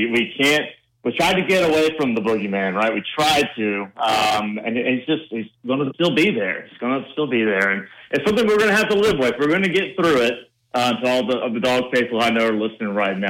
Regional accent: LaGrange, Georgia, United States; I grew up in LaGrange, Georgia, which is right down the road from Auburn.

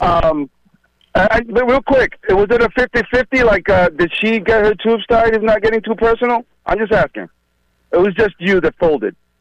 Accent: New York, United States; I'm from New York

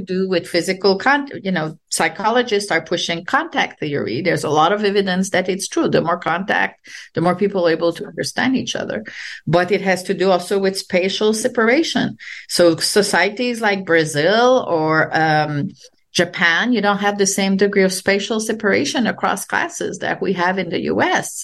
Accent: Quebec, Canada; English is a second language; moved away as an adult; also born or lived in France; now in United States; I'm French Canadian and uh, I grew up during the peak of the uh, nationalist movement in Quebec

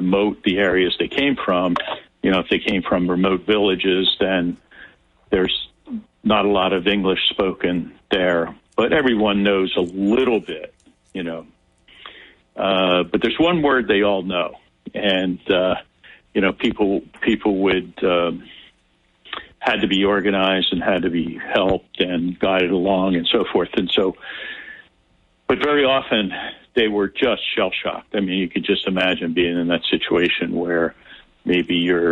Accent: United States; we're from America

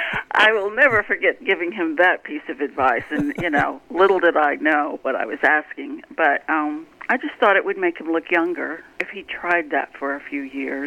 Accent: California, United States; now in Nashville, United States; But because I came from California and I was so used to dealing with big shots

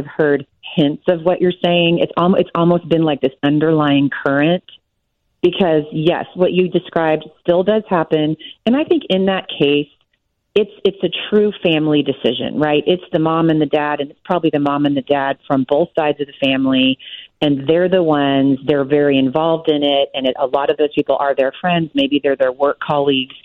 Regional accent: Texas, United States; I'm from Texas

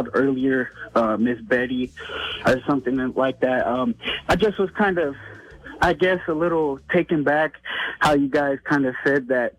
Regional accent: New York City, New York, United States; moved away as an adult; also born or lived in Fort Bliss; now in El Paso, United States; I grew up in the Bronx.

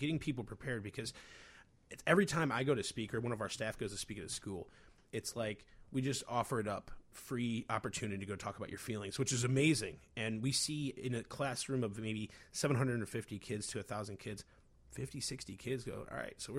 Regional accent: Chicago, Illinois, United States; And I really believe that being a Chicagoan is very funny, you know, because I bet today everyone's like, snow, like, and just going, you know, mm-hmm.

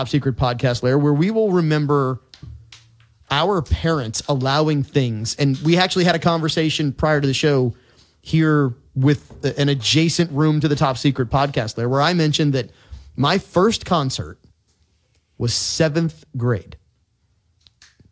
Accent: Lake Pontchartrain area, Louisiana, United States; born or raised there

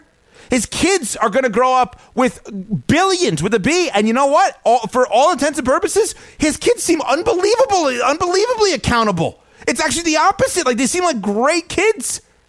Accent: Westchester County, New York, United States; I grew up in Westchester County, New York, upper middle class area, okay? I did not have to, I was privileged.

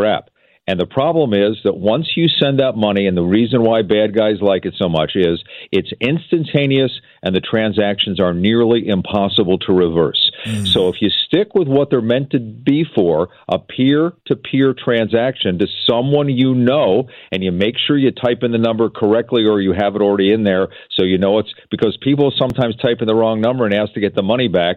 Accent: East Coast, United States; now in Seattle, United States; I grew up on the East Coast

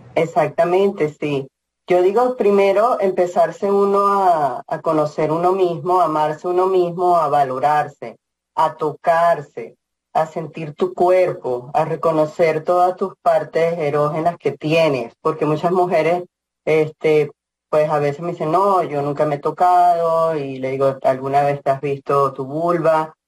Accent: Venezuela; moved away as an adult; also born or lived in Boulder, Colorado; now in Lafayette, United States; Soy de Venezuela, y empecé a ser voluntaria en Venezuela

